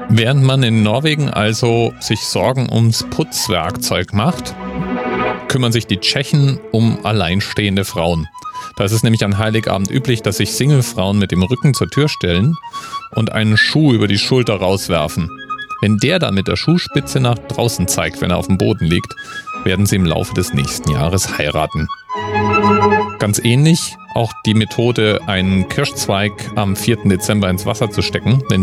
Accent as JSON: {"language": "German", "region": "Bavaria", "country": "Germany", "said": "Ich komme ja aus Bayern. Da kennt man den Krampus tatsächlich."}